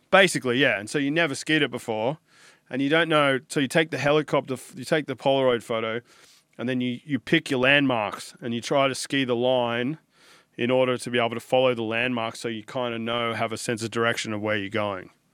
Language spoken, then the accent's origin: English; Sydney, New South Wales, Australia; I grew up on the Northern Beaches in Sydney.